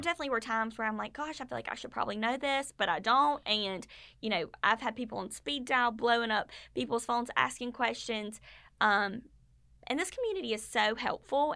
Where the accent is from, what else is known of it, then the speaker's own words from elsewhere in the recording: Statesboro, Georgia, United States; I grew up in Statesboro. I went to high school and college here